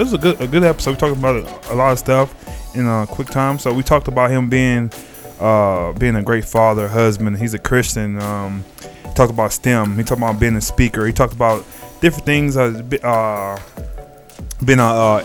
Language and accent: English; Texas, United States; I'm from Texas too